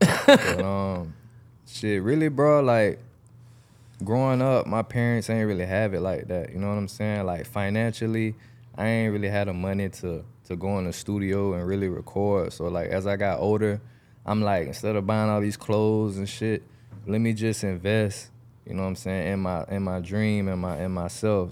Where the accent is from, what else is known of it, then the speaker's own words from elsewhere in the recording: Jacksonville, Florida, United States; I'm from Jacksonville, Florida